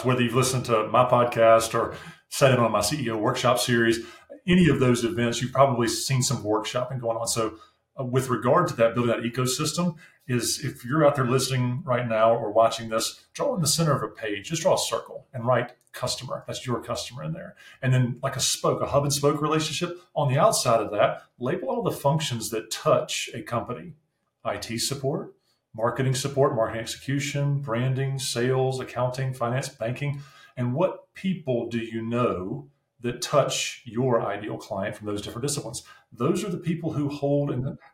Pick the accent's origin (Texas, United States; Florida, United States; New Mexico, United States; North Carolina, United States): North Carolina, United States; accent: southern; also born or lived in New Jersey; now in Ohio, United States; Like, I'm not from Ohio, but I live here now. But I'm from North Carolina.